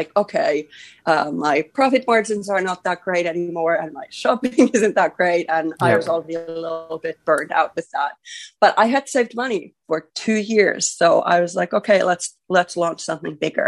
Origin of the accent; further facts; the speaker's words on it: Finland; I'm from a small town in here in Finland. I'm from Baimingon, and I felt like I didn't have many, you know, opportunities or whatnot. So that's how I grew up